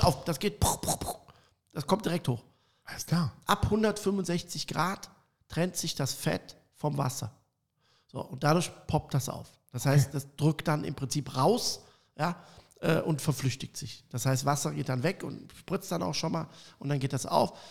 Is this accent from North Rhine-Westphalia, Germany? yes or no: yes; Cologne, North Rhine-Westphalia, Germany; Ich komme aus Köln